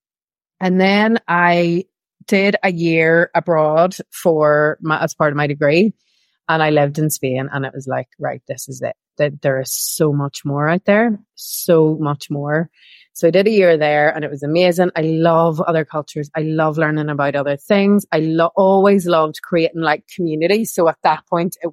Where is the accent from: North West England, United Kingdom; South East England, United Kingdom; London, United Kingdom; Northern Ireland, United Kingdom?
Northern Ireland, United Kingdom; Belfast; moved away as an adult; I grew up in Northern Ireland, in Belfast, during the Troubles.